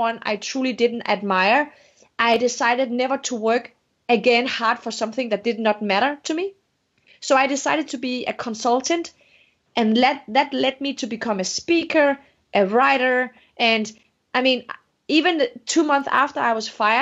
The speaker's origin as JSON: {"language": "English", "country": "Denmark", "also_born_or_lived": "Morocco", "second_language": "English", "moved": "as an adult", "lives_now": "United States", "said": "I'm from Denmark. I was Moroccan Danish"}